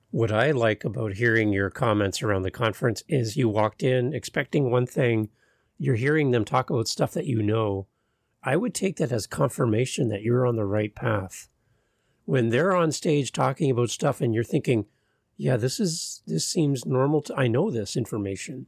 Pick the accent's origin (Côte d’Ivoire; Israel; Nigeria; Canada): Canada; as a Canadian